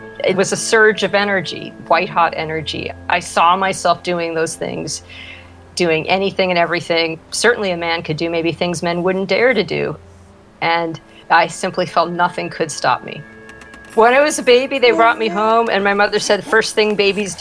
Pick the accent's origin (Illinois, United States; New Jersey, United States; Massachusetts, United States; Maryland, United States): Massachusetts, United States; Peabody; now in Santa Monica, United States; I grew up in Peabody, Massachusetts. That is on the north shore of Boston.